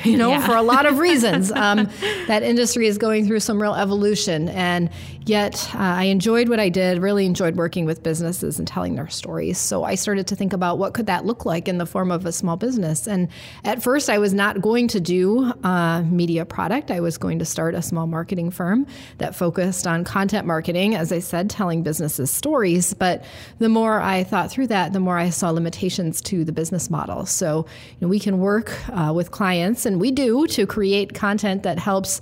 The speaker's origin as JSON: {"language": "English", "town": "Cleveland", "region": "Ohio", "country": "United States", "also_born_or_lived": "Evanston, Illinois", "moved": "as an adult", "lives_now": "Sioux Falls, United States", "said": "I'm originally from Cleveland, Ohio"}